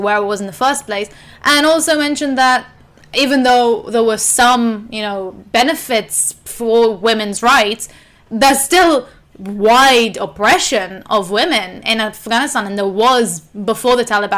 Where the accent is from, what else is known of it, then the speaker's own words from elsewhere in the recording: Israel; obviously, growing up in Israel and Palestine.